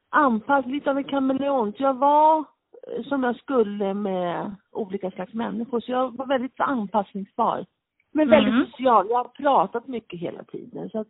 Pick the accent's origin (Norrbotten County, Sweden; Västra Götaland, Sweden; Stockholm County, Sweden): Stockholm County, Sweden; Solna; Jag är född på Karolinska, så Solnabo, utvaggad AIK-are. Jag hade inte så stö större val än det. Jag är stockholmare. Men jag är väl en liten, en liten blandning. Alltså, min pappa är från spanska Marocko, min mamma är från Spanien